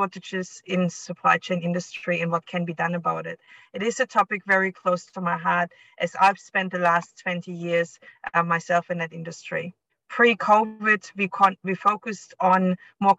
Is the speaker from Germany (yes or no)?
yes; East Germany, Germany; moved away as an adult; also born or lived in United States / Cuba / Spain / Hong Kong; now in Australia; I was born and raised in East Germany